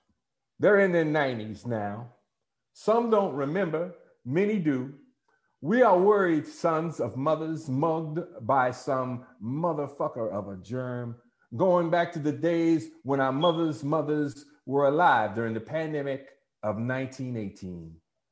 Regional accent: Washington, District of Columbia, United States; I'm from Washington, D.C.

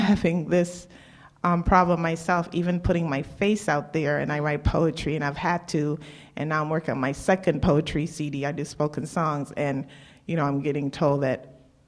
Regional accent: Trinidad & Tobago; I'm Trini

